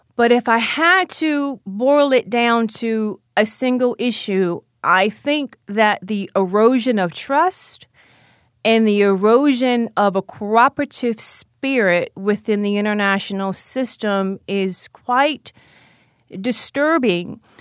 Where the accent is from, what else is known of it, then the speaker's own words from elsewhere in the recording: Baltimore, Maryland, United States; also born or lived in Howard County, Maryland; I grew up in Baltimore, Maryland, on the East Side. I lived there with my mother and my sister, And when I was in middle school, I moved to Howard County, Maryland